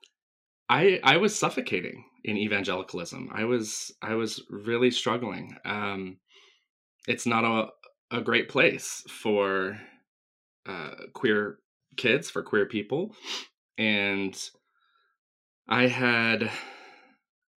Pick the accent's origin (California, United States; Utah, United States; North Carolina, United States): North Carolina, United States; Asheville; I grew up in Western North Carolina outside Asheville